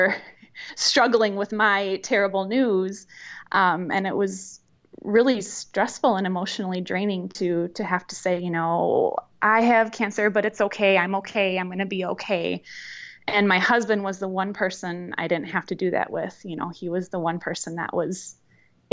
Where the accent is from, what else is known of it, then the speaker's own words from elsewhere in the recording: Verona, Wisconsin, United States; also born or lived in Milwaukee, Wisconsin; I grew up actually in the Madison area, a little suburb outside of Madison in Verona